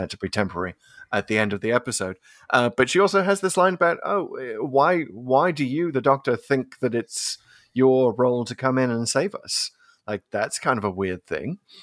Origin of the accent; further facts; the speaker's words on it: United Kingdom; growing up in Britain in the eighties